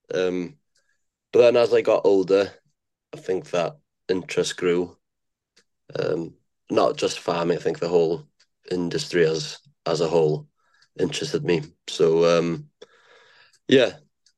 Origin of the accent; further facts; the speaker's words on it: Llŷn Peninsula, northwest Wales, United Kingdom; also born or lived in Aberystwyth / New Zealand; born and raised in the Llyn Peninsula, northwest Wales.